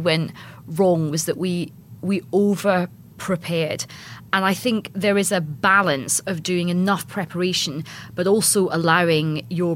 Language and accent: English; Scotland, United Kingdom; because I'm Scottish